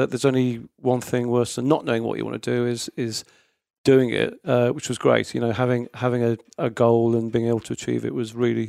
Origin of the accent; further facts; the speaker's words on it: Middlesbrough, North East England, United Kingdom; Well, I grew up in Teesside in Middlesbrough. I travelled the country.